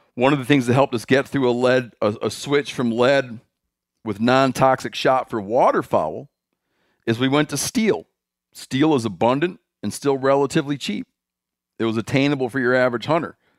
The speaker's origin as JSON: {"language": "English", "region": "Michigan", "country": "United States", "tie": "born or raised there", "said": "My home state."}